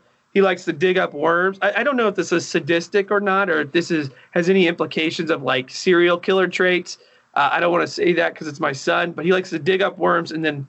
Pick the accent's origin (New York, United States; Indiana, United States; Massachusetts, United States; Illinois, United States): Indiana, United States; Avon; I grew up in Indianapolis, or Avon, I guess, right outside in Indianapolis. So I was here with the Bob and Tom Boom growing up.